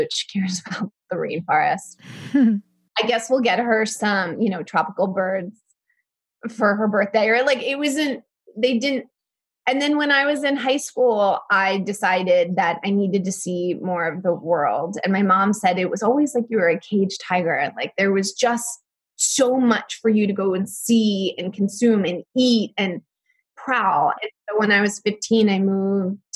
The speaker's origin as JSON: {"language": "English", "area": "outside of Philadelphia", "region": "Pennsylvania", "country": "United States", "tie": "born or raised there", "said": "I had a very average suburban childhood. I grew up outside of Philadelphia to an architect and a nurse"}